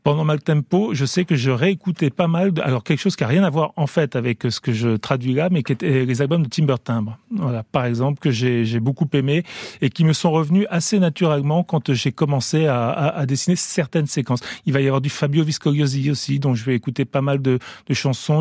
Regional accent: France; also born or lived in Italy; j'ai grandi quand même en France

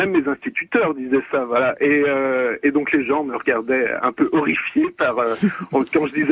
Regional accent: Saint-Étienne, Auvergne-Rhône-Alpes, France; moved away as an adult; now in Pyrénées-Orientales, France; moi, je suis originaire de Saint-Étienne à la base. Alors maintenant, j'y habite plus du tout.

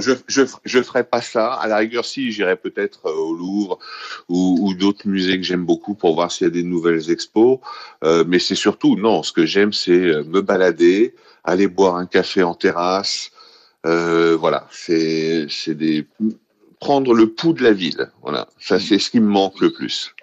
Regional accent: Paris, Île-de-France, France; moved away as an adult; now in Stockholm, Sweden; C'est ma ville. J'y suis né, j'y ai grandi

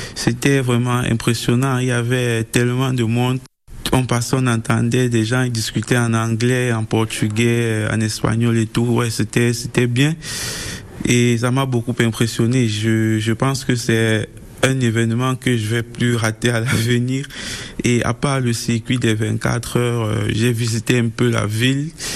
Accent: Cameroon; moved away as an adult; now in Le Mans, France; chez nous au Cameroun

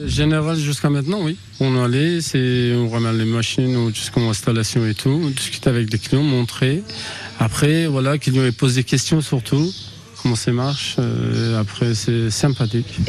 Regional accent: Turkey; French is a second language; moved away as an adult; now in France; Je viens de Turquie. Je suis origine kurde et j'ai arrivé à France 2007 depuis 14 ans

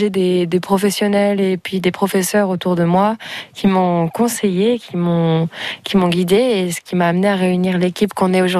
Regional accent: Andouillé, Pays de la Loire, France; C'est dans la maison de mes parents. Et puis c'est à la campagne. Et c'est vrai que c'est là où j'ai grandi et un lieu auquel je suis très attachée

